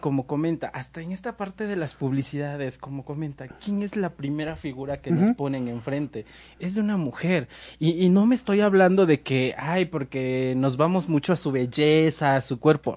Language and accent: Spanish; Mexico